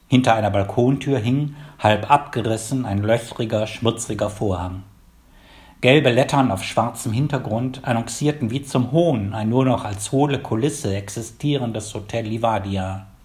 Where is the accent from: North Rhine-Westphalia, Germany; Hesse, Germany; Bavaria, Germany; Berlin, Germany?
North Rhine-Westphalia, Germany; Wuppertal; born there; also born or lived in Palatinate; geboren 1954 in Wuppertal. Um die Jahrtausendwende habe ich einige Jahre in der Pfalz gelebt.